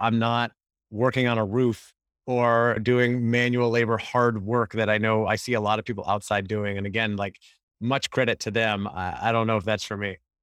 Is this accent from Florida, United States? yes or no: yes; Orlando, Florida, United States; moved away as an adult; also born or lived in Gainesville, Florida; now in California, United States; I grew up in Orlando, Florida